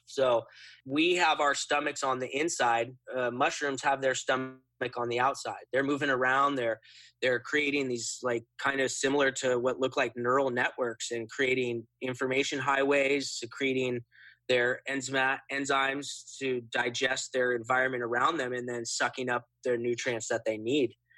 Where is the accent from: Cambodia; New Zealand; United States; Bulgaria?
United States; Occidental, California; my hometown of Occidental in Sonoma County